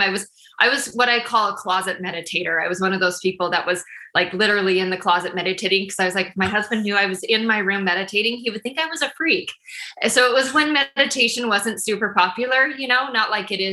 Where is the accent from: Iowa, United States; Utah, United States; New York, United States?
Utah, United States; moved away as an adult; now in Kansas City, United States; I'm originally from Utah. And then we moved here almost eight years ago to Kansas City.